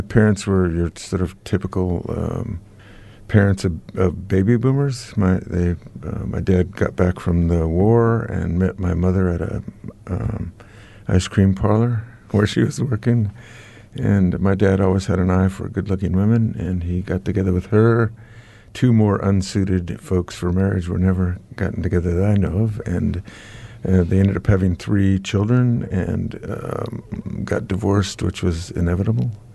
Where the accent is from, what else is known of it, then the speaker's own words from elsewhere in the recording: United States; accent: American; now in New Zealand; I'm now, um, a ki, a, uh, New Zealand citizen, but I guess my accent gives me my origins away